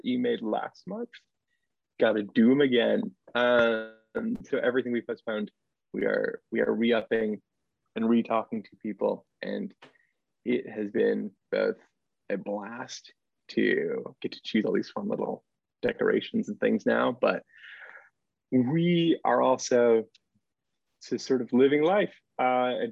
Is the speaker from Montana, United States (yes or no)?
yes; Montana, United States; moved away as an adult; now in Norfolk, United States; I am originally from Montana, but now live here in beautiful, sometimes southeastern Virginia